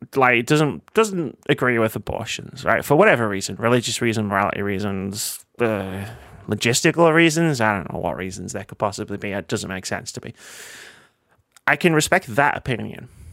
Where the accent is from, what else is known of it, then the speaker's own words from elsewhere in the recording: United Kingdom; we're British